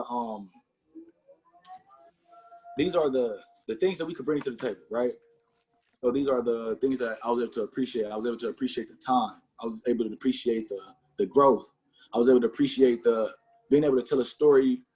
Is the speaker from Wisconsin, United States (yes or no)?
yes; Milwaukee, Wisconsin, United States; growing up on the Northside